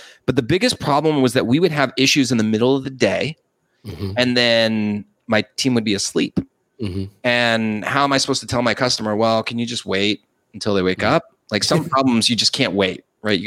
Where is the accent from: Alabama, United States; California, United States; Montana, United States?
California, United States; Los Angeles; also born or lived in San Diego; I'm originally from Los Angeles.